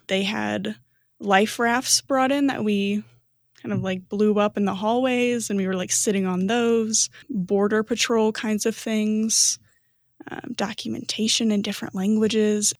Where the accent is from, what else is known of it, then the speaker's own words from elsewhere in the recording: Fort Wayne, Indiana, United States; moved away; also born or lived in Chicago, Illinois; I'm originally from Fort Wayne, Indiana.